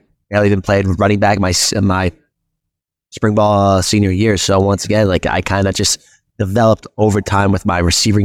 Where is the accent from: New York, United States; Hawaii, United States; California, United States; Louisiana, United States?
New York, United States; Westhampton Beach; moved away as an adult; also born or lived in Durham, New Hampshire; I'm from West Hampton Beach, man. That's my area.